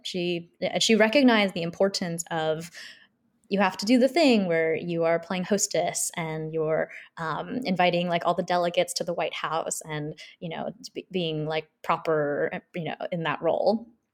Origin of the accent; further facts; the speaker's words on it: Seoul, South Korea; now in United States; so I'm a South Korean immigrant. I grew up in Seoul my whole family's from Seoul